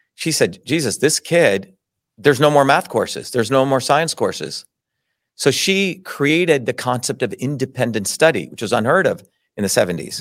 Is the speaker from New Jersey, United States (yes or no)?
yes; New Jersey, United States; also born or lived in Mumbai, India / Paterson, New Jersey / Clifton, New Jersey; when I grew up in Jersey, I grew up among hardworking Italian immigrants